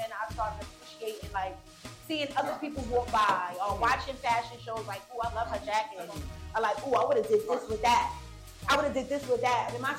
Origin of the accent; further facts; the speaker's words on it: Jamaica; I'm Jamaican, so I love skin out my boom boom.